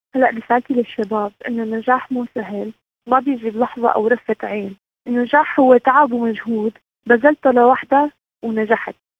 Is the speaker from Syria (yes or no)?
yes; Syria; من سوريا